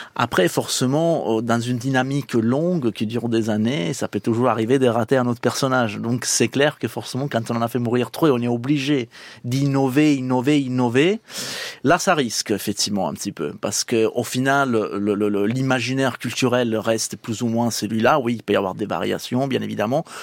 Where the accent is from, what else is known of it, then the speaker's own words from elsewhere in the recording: Palermo, Sicily, Italy; French is a second language; moved away; also born or lived in Lyon; je suis des Palermes